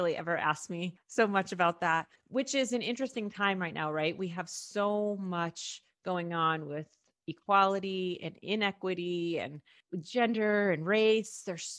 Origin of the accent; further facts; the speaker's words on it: New York City, New York, United States; first language Spanish; I was born in Harlem and was raised for the first 7 years in Washington Heights. So I pretty much only spoke Spanish. So I had family. I'm mixed.